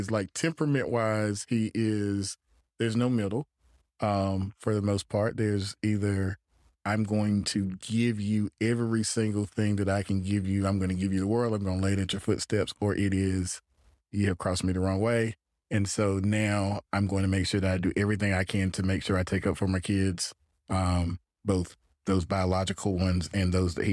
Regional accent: Gainesville, Florida, United States; No, I grew up in Gainesville, in Florida.

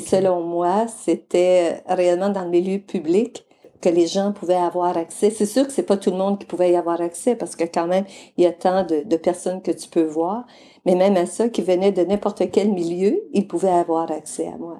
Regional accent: Mauricie, Quebec, Canada; moved away as an adult; also born or lived in British Columbia / Alberta; je viens de la région de la Mauricie, au Québec

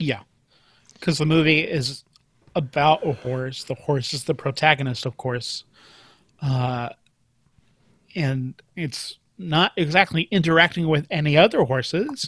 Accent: Sand Springs, Oklahoma, United States; i grew up in sand springs oklahoma

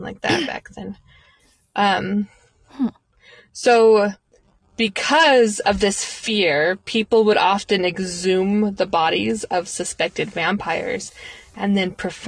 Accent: United States; I am an ignorant American

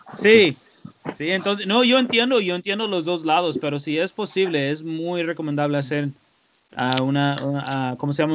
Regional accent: United States; moved away; como americano

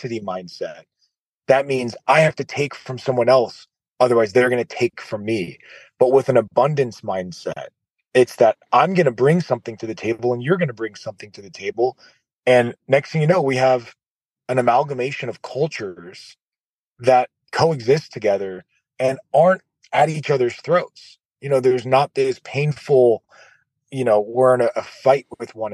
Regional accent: United States; my parents are from Iraq and then I grew up in America. So I'm an American

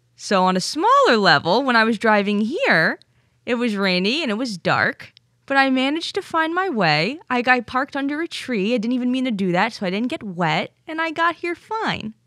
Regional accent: Stamford, Connecticut, United States; I'm from Stamford.

